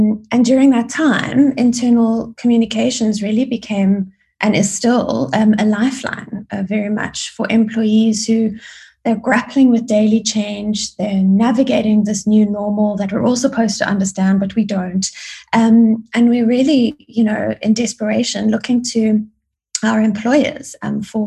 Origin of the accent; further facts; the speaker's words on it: Johannesburg, Gauteng, South Africa; moved away as an adult; also born or lived in Grahamstown, South Africa / United Kingdom; now in Cape Town, South Africa; I was born and schooled in Joburg.